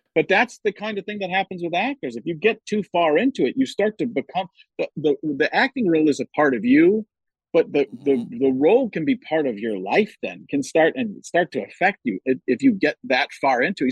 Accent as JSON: {"language": "English", "region": "Wisconsin", "country": "United States", "tie": "born or raised there", "also_born_or_lived": "California", "moved": "yes", "said": "growing up in Wisconsin that I had to get used"}